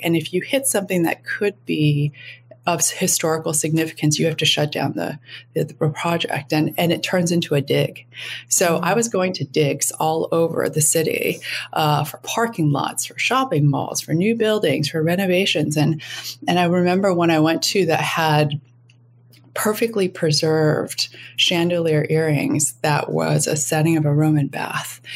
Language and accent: English; Minneapolis, Minnesota, United States; moved away as an adult; also born or lived in Jakarta, Indonesia / London; going to Jakarta from Minneapolis, Minnesota, in a completely cotton wool wrap, wrapped suburban existence